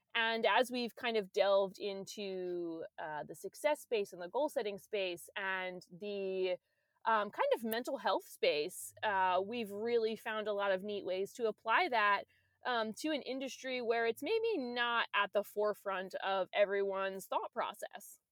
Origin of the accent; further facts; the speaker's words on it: Maryland, United States; now in Virginia, United States; we're both from Maryland, I live in Virginia